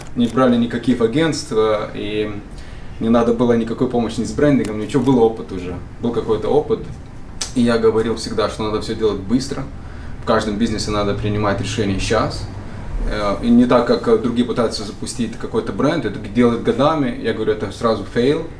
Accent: Šilutė, Klaipėda County, Lithuania; now in United States; Из Литвы, из Шилуты, маленький

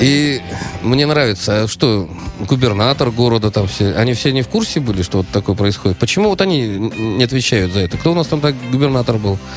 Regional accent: Germany; я вырос в Германии

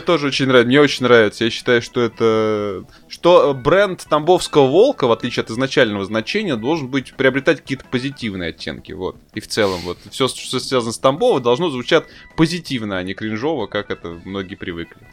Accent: Tambov, Tambov Oblast, Russia; я как, э, коренной там бовчанин

